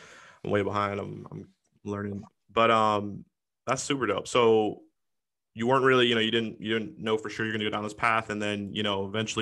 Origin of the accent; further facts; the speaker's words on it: Seattle, Washington, United States; I'm from Seattle, by the way, and I went to school in the Central District